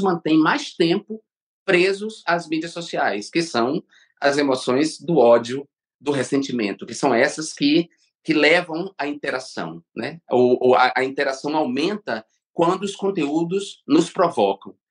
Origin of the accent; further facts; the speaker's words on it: Brazil; moved away as an adult; meu país